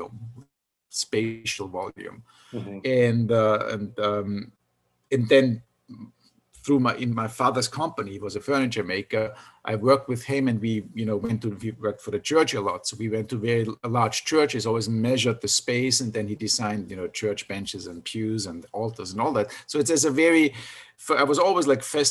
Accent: Austria; moved away; since I grew up in Austria

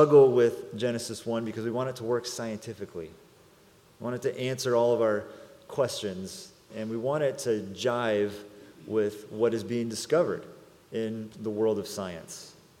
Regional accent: Salinas, California, United States; also born or lived in San Jose, California; When I was 5 years old, my family, we moved from San Jose to Salinas, California to be a part of a church plant

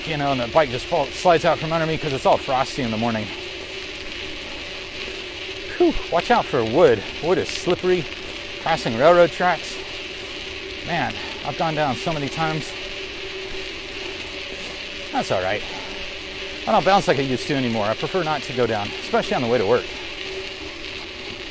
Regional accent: Central Arkansas, United States; growing up in Central Arkansas

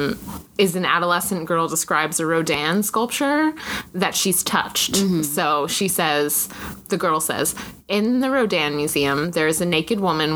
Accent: Arizona, United States; also born or lived in Elizabeth, New Jersey; now in Boston area, United States; I grew up in Arizona

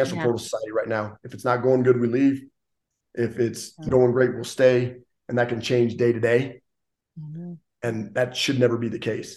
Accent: Gillette, Wyoming, United States; I'm from Gillette, Wyoming

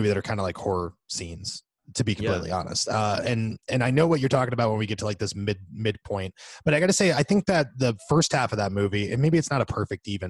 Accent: central Florida, United States; we're not like from South Florida, but we have the University of South Florida for some reason, even though we're in the middle of the state

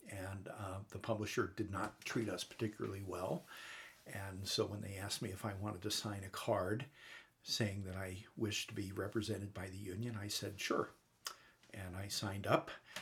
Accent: New York, United States; moved away; also born or lived in Northern California; I grew up in New York

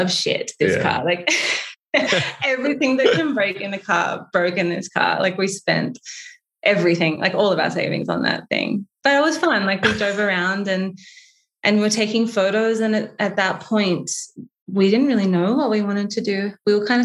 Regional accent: Byron Bay, New South Wales, Australia; accent: Australian; moved away as an adult; also born or lived in Sydney; now in Canmore, Canada; I'm from Byron Bay originally.

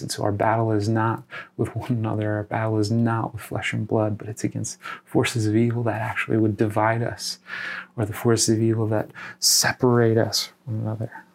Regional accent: Iowa, United States; my home state of Iowa

